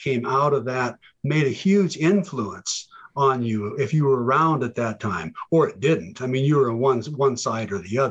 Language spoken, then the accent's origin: English; Montana, United States; I grew up in a town of about 300 people